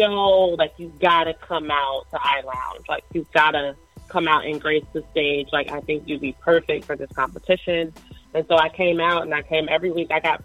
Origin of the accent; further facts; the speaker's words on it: Chicago, Illinois, United States; I'm from Chicago, Illinois.